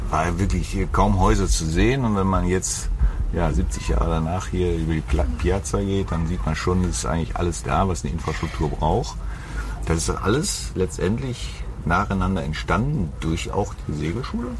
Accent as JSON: {"language": "German", "country": "Germany", "said": "bei uns in Deutschland"}